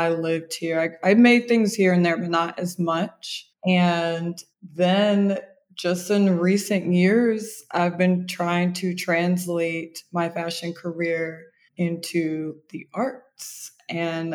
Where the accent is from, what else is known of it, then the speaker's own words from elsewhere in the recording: Indianapolis, Indiana, United States; also born or lived in Chicago, Illinois; I was raised in Indianapolis, Indiana. I was born in Chicago